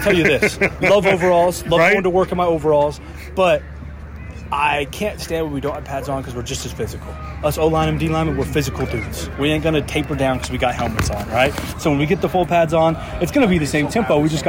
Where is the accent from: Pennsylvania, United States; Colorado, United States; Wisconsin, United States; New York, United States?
Colorado, United States; Wiggins; I grew up in Wiggins, Colorado.